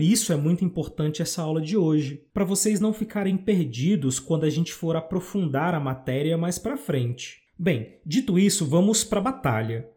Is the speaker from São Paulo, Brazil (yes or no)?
no; Brasília, Federal District, Brazil; now in Minas Gerais, Brazil; Eu nasci no Distrito Federal, mas hoje eu moro em Minas Gerais